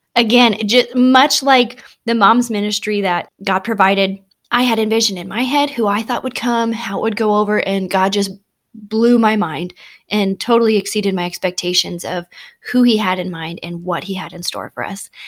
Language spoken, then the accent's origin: English; Bonesville, South Dakota, United States; my hometown